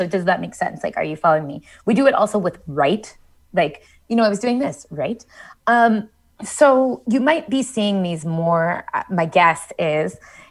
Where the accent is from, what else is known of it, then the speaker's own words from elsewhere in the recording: Columbus, Ohio, United States; We say you all, where I'm from, I'm from Columbus, Ohio. You guys was really common when I was growing up.